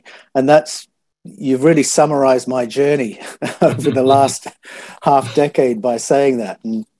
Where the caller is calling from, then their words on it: Australia; It's this morning because I'm speaking from Australia.